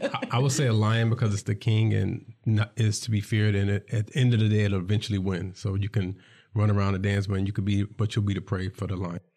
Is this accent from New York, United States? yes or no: yes; New York City, New York, United States; I'm from New York City